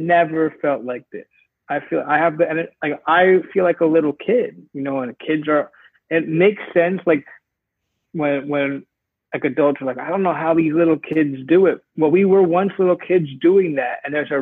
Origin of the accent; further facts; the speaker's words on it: New York, United States; now in Los Angeles, United States; I'm from New York, and I live in LA now